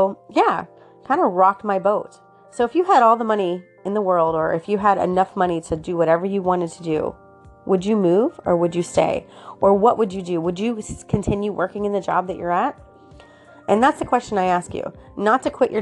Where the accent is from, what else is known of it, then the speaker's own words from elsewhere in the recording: Florida, United States; I was born and raised in Florida. So for me, Florida is my home